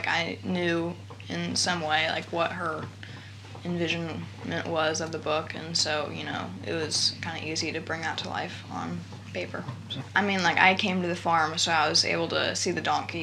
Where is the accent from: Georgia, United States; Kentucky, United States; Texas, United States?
Kentucky, United States; now in Greencastle, United States; I was born in Kentucky, and I live here in Greencastle now